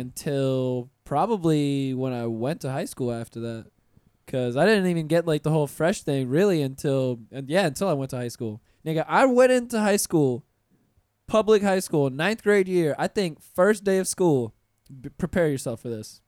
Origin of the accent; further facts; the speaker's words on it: Pensacola, Florida, United States; moved away; I'm from Pensacola. I'm from you know country